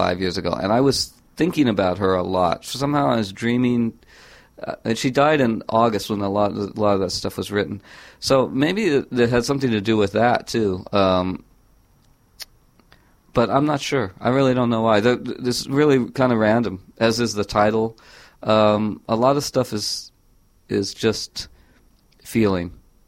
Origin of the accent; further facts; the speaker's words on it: California, United States; I grew up in California, so very near the San Andreas Fault